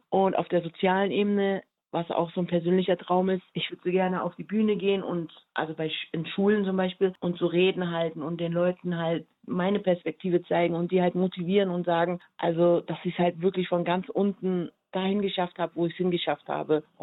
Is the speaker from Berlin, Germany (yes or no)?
yes; Berlin, Germany; born there; also born or lived in Tokyo; also ich bin ja in Berlin geboren und dann bin ich ja durch die ganze Welt gereist und habe dann zuletzt in Tokio gelebt.